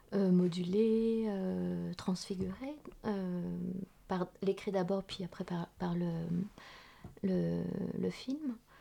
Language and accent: French; Vietnam; moved away; dans mon pays d'origine